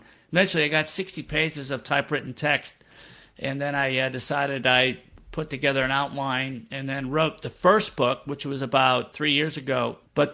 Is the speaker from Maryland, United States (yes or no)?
no; Rochester, New York, United States; moved away as an adult; also born or lived in Boston, Massachusetts; now in New Orleans, United States; I'm originally from Rochester, New York.